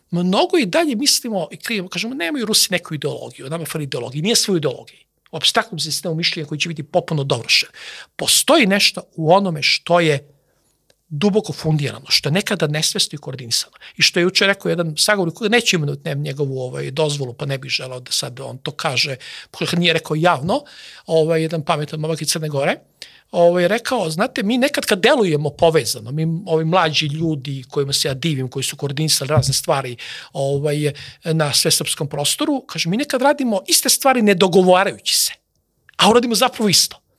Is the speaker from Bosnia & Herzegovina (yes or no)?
no; Serbia; Mi smo neminovno ulazimo potencijalno neke potencijalne integracije sa drugim Slovenima, jer smo slovenski narod.